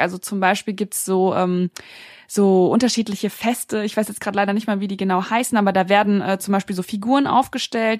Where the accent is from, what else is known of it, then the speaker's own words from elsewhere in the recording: Frankfurt, Hesse, Germany; moved away as an adult; now in Berlin, Germany; Also ich bin in Deutschland beziehungsweise in Frankfurt geboren, ähm, bin dort auch aufgewachsen